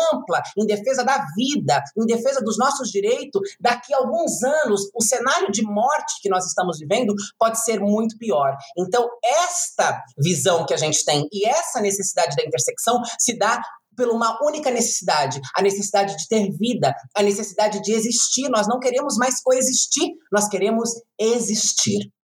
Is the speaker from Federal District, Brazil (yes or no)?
no; Itu, São Paulo, Brazil; no bairro onde eu cresci, na periferia de Itu